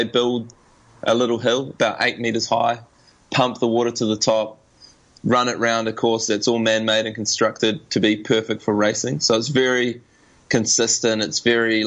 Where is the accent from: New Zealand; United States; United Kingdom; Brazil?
New Zealand; Being a Kiwi